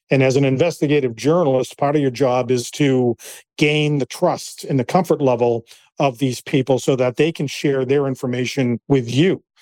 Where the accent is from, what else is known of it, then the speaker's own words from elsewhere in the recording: Cape Cod, Massachusetts, United States; I grew up on Cape Cod in the uh, early 1970s, late 1970s